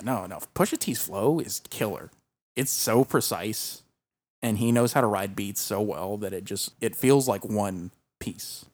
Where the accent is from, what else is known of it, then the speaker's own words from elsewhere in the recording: the South, United States; we grew up in the South